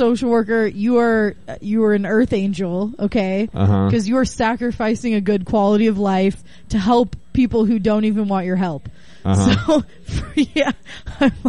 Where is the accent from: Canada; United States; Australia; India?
United States; Northern California coast; moved away as an adult; also born or lived in Bay Area; now in Portland, United States; I'm from the Northern California coast